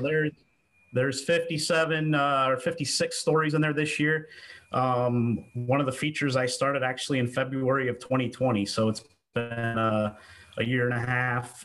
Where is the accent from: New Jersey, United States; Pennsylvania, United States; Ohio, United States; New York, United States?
Ohio, United States; Ayersville; I'm from Ayersville